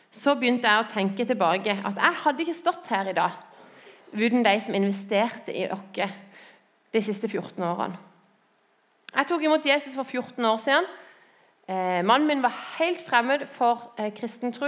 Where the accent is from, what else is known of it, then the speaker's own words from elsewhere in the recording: Lyngdal, Agder, Norway; moved away as an adult; Jeg er født og oppvokst i Lyngdal